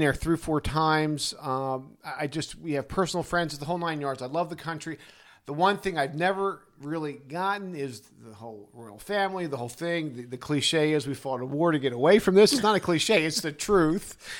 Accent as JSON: {"language": "English", "town": "Arbutus", "region": "Maryland", "country": "United States", "tie": "born or raised there", "said": "in Arbutus, Maryland, my hometown"}